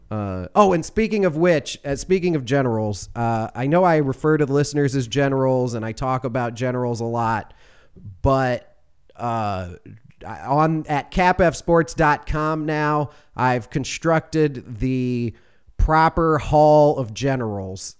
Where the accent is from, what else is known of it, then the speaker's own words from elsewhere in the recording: Chicago, Illinois, United States; now in Georgia, United States; that's my hometown